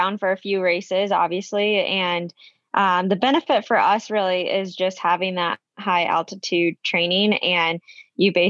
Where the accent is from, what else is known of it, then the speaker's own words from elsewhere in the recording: Iowa, United States; growing up in Iowa and growing up with two parents that love running